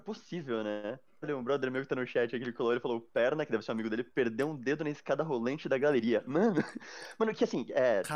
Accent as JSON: {"language": "Portuguese", "town": "Mairiporã", "region": "São Paulo", "country": "Brazil", "tie": "born or raised there", "said": "eu nasci em São Paulo. Aí, tipo, com uns quatro anos eu fui morar em Terra Preta, né? Que é o interior daqui"}